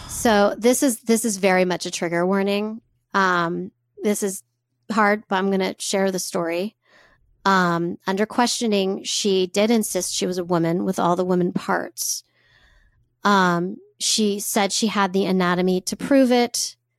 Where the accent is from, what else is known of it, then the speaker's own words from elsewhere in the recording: United States; as a white cis woman growing up in America